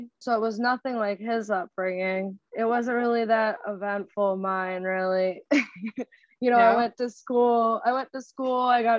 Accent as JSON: {"language": "English", "town": "New York City", "region": "New York", "country": "United States", "tie": "born or raised there", "said": "Harlem, New York."}